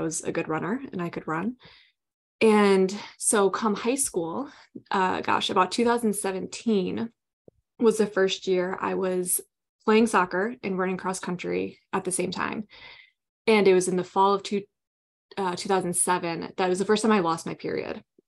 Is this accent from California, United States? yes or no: no; Southwest Michigan, United States; I grew up in Southwest Michigan, here in the United States, small town